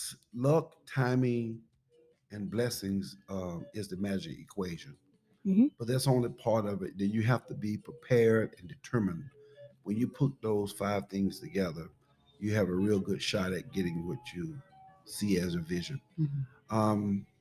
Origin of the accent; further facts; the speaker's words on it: Pelham, Georgia, United States; Pelham, Georgia.